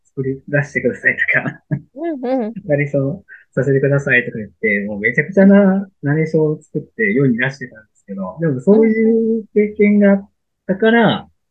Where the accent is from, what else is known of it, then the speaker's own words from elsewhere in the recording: Shimane, Japan; 僕、出身が島根県なんです